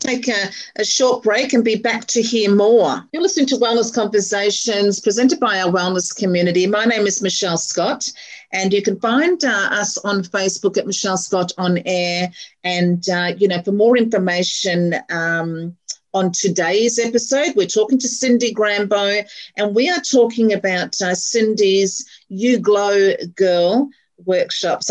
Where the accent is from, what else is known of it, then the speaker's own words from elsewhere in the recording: Melbourne, Victoria, Australia; also born or lived in Chadstone / Murrumbeena / Carnegie / Pakenham; now in Berwick, Australia; grew up in Clayton